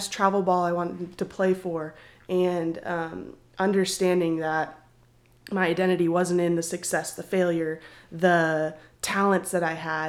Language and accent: English; Arizona, United States; moved away as an adult; now in Oklahoma, United States; I'm from Arizona. So me and … from the same area. I went to school with … growing up